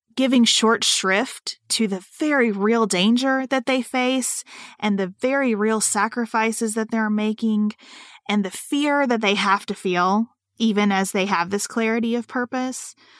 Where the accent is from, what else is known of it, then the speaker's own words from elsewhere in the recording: United States; as an American citizen who has not lived abroad